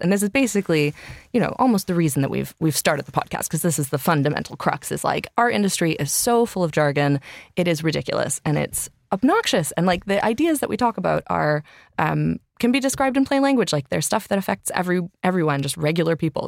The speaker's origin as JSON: {"language": "English", "town": "Vancouver", "region": "British Columbia", "country": "Canada", "tie": "born or raised there", "moved": "as an adult", "lives_now": "London, United Kingdom", "said": "I'm from Canada, grew up in Vancouver, um, but have lived here for about eight years in London"}